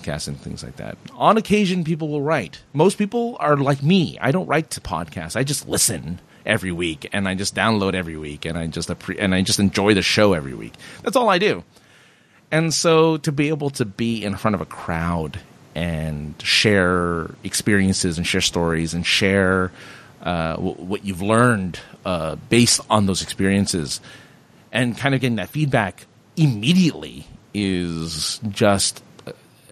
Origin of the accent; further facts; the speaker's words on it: Southern California, United States; I'm from Southern California